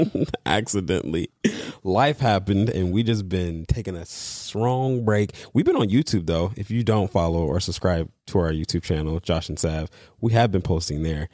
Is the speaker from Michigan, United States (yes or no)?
yes; Detroit, Michigan, United States; growing up in Detroit